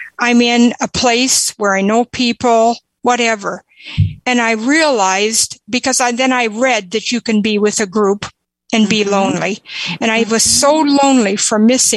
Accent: South Dakota, United States; I'm from South Dakota

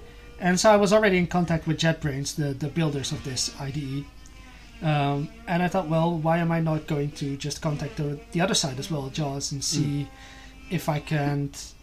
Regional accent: Netherlands; I was born in the Netherlands

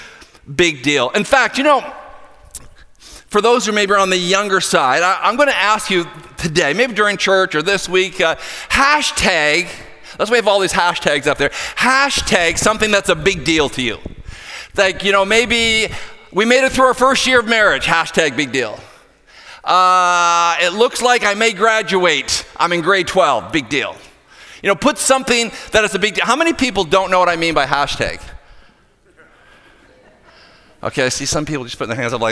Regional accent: hometown of Sidney Crosby, Nova Scotia, Canada; my hometown boy, Sidney Crosby

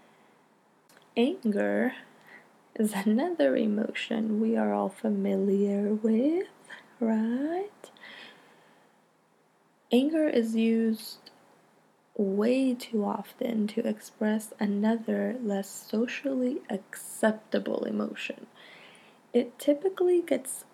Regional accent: Stockton, California, United States; I grew up in Stockton, California

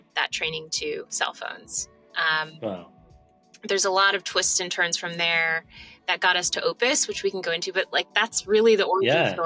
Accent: Kansas City, Missouri, United States; moved away as an adult; also born or lived in Charleston, South Carolina; now in New York, United States; I grew up in Kansas City

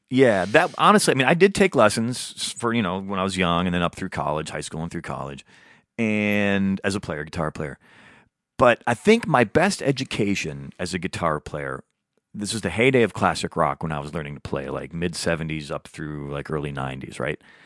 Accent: Midwest, United States; now in Los Angeles, United States; I'm a Midwesterner

